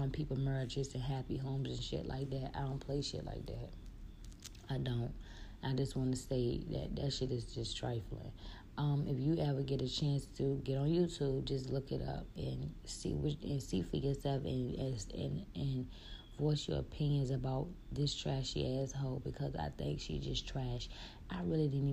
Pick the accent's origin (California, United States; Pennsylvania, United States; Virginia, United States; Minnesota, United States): Virginia, United States; Richmond; I'm from Richmond